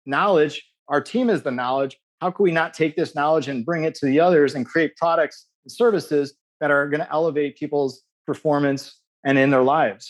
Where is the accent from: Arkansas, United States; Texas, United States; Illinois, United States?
Illinois, United States; Chicago; I grew up in Chicago